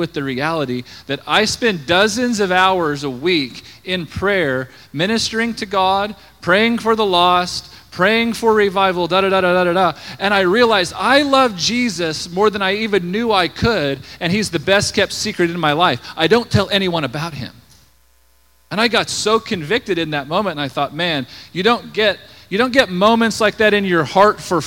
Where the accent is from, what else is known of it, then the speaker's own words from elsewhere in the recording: Scott City, Kansas, United States; moved away as an adult; now in Colorado Springs, United States; I grew up in Scott City, way out in southwest Kansas